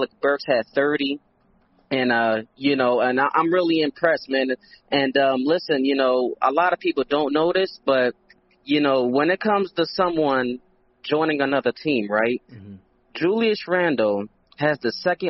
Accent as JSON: {"language": "English", "town": "Philadelphia", "region": "Pennsylvania", "country": "United States", "said": "I'm from Philly."}